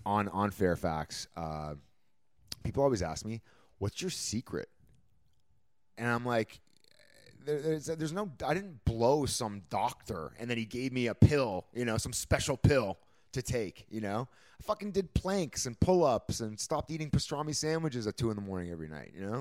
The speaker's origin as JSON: {"language": "English", "country": "Canada", "moved": "yes", "lives_now": "Los Angeles, United States", "said": "as a Canadian"}